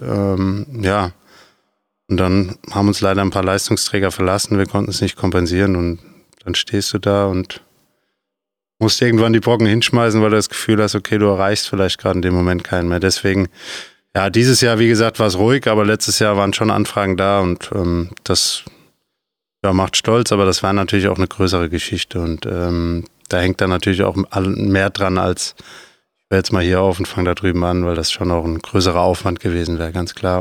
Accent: Nentershausen, Rhineland-Palatinate, Germany; Ich bin äh, mit fünf auf den Sportplatz gegangen in Eisbachtal in Nendershausen

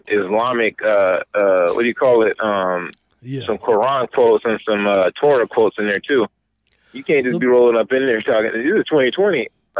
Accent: Jamaica; I'm from Jamaica black.

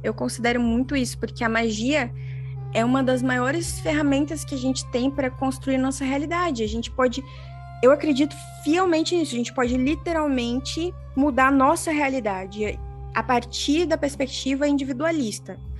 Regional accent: Brazil; now in Australia; quando eu falo que eu sou brasileira

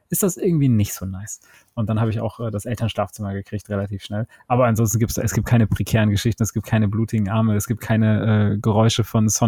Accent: Cologne, North Rhine-Westphalia, Germany; man, als Kölner lässt du das nicht an dir vorbeiziehen, den 11.11.

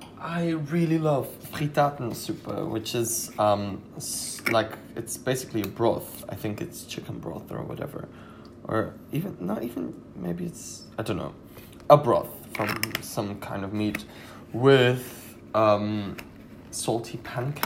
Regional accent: Austria; No idea what German noodles are since I'm from Austria.

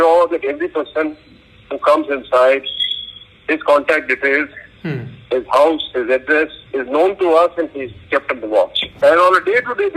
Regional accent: Rajasthan, India; now in Kerala, India; I'm from Rajasthan. Of course I worked in Kerala for a long time

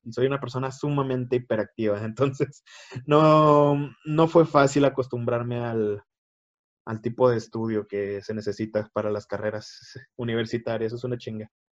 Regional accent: Chihuahua, Mexico; Soy de México, Chihuahuita, Chihuahuita, México.

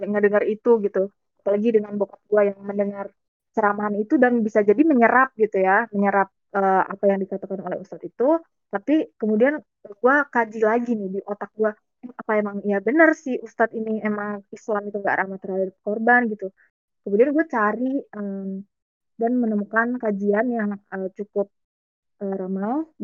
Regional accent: Banten, Indonesia; Maksudnya kayak gue dari Banten nih. Banten itu eh, terkenal dengan kota provinsi yang madani, islami, website gitu deh.

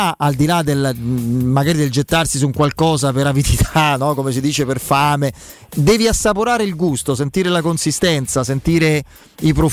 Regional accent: Abruzzo, Italy; te lo dico da abruzzese

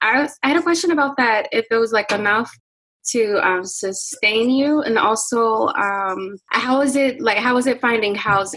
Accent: Chicago, Illinois, United States; also born or lived in Saint Vincent and the Grenadines; my plan was to relocate because I'm from Chicago, Illinois.

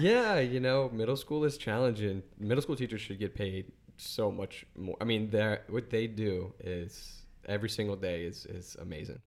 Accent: Chalmette, Louisiana, United States; I'm from Shelmet

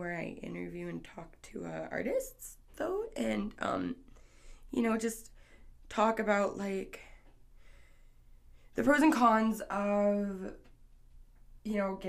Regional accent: Canada; I'm Canadian.

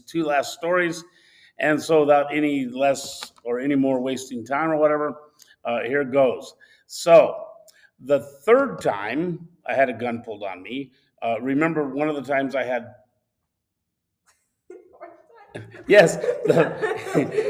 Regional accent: Southwest, United States; moved away; also born or lived in Arizona; I'm from the Southwest, where hunting deer is totally different.

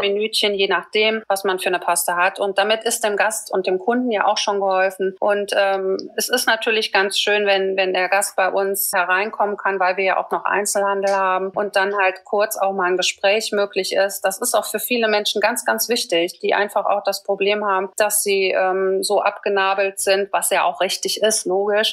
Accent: Düsseldorf, North Rhine-Westphalia, Germany; ich komme aus Düsseldorf

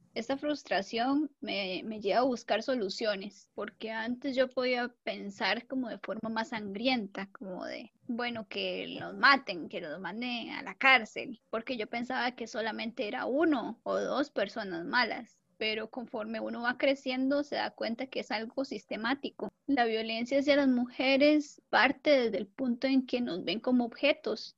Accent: Costa Rica; soy costarricense

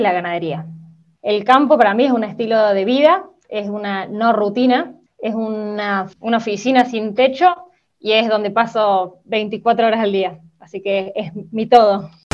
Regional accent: Córdoba, Argentina; yo soy nacida en Córdoba ciudad, pero papá se pasó toda mi infancia eh, trabajando en el campo

